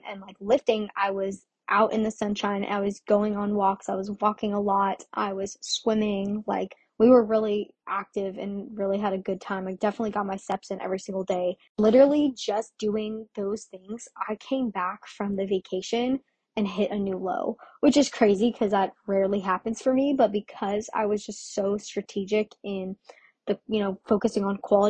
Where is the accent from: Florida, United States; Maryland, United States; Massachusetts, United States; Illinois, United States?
Florida, United States; Orlando; I'm from Florida, but I'm or from Orlando, Florida